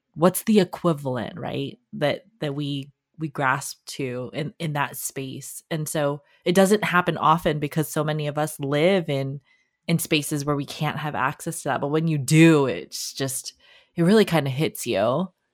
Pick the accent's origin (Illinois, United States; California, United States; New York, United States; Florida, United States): California, United States; Los Angeles; I grew up in Los Angeles